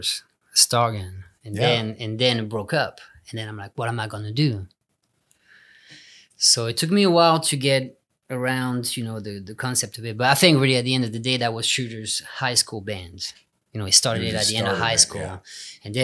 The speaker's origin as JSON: {"language": "English", "region": "southern France", "country": "France", "also_born_or_lived": "England / Los Angeles, United States / Texas, United States", "moved": "as an adult", "said": "I'm being from South France, small town"}